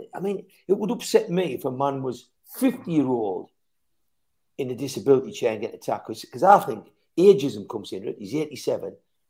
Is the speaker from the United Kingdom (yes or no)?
yes; England, United Kingdom; what concerns you in as a British person living in Britain